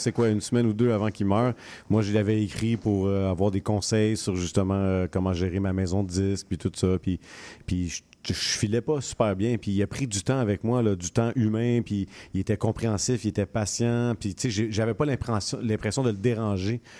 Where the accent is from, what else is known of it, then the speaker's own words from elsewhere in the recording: Montreal, Quebec, Canada; j'ai grandi à Rivière des Prairies